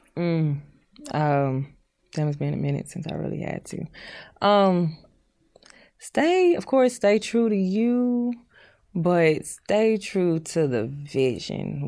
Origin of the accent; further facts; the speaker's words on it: Houston, Texas, United States; I was born in Houston